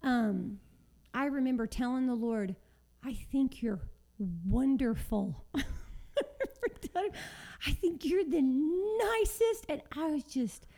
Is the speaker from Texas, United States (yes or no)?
yes; Texas, United States; moved away; we're all from Texas. Our families are still there